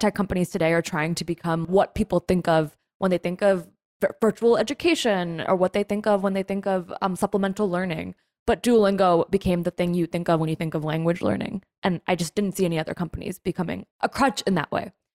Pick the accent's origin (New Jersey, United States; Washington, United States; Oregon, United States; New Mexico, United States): New Jersey, United States; I'm from New Jersey